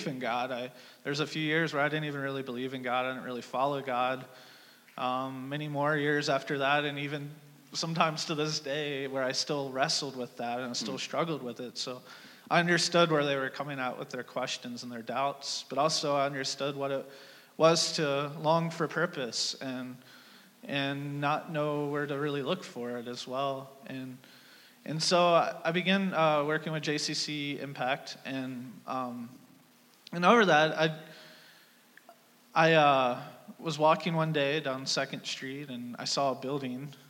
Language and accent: English; Alabama, United States; moved away; originally I'm from Alabama